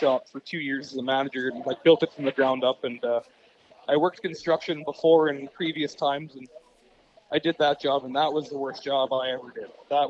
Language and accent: English; Abbotsford, British Columbia, Canada; also born or lived in Kelowna; So I grew up in Abbotsford. Mm-hmm. I've lived in Abbotsford pretty much my whole life. I lived in Kelowna for 2 years. And I've kind of pretty much traveled around all the province